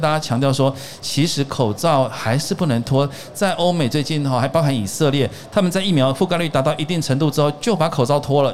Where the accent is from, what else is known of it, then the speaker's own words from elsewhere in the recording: Tainan, Taiwan; 我念成功国小